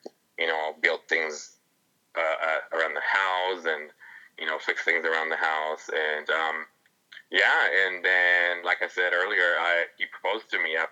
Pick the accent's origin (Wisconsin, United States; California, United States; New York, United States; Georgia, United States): California, United States; San Francisco; I'm from San Francisco